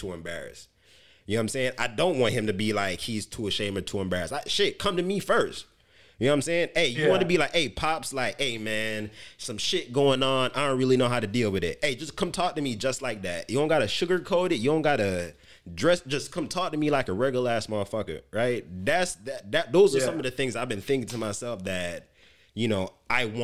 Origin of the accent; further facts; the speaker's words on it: Jamaica; moved away; growing up in Jamaica